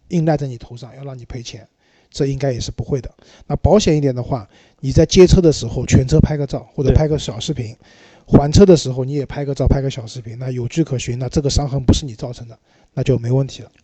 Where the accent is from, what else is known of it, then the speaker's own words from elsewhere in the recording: China; 我们中国人